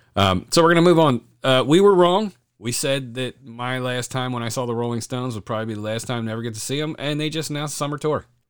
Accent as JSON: {"language": "English", "area": "Delaware County", "region": "Pennsylvania", "country": "United States", "moved": "yes", "said": "I'm originally from Delco, so, uh, Granite Run was one of my mainstays there"}